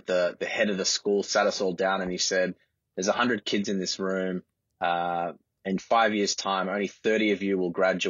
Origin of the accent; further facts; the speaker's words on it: Sydney, New South Wales, Australia; I grew up in the eastern suburbs. I was born in Paddington and grew up around Centennial Park. Went to school in Bondi Junction.